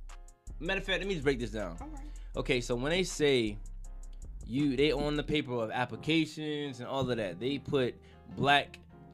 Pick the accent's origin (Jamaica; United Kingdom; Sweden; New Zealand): Jamaica; now in United States; I'm originally from Jamaica